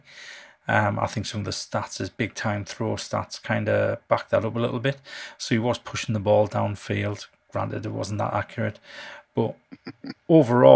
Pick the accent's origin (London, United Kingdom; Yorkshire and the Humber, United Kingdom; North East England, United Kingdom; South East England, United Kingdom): North East England, United Kingdom; I'm from the Northeast